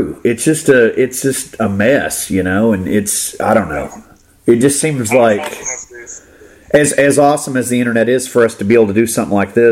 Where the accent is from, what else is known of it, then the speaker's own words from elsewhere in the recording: Florida, United States; I grew up in Florida